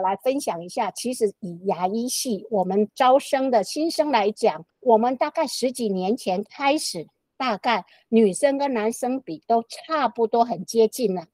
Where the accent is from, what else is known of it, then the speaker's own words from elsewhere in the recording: Taichung, Taiwan; 我是台中人，是。赖琼慧医师也是台中人，我们是都是台中女中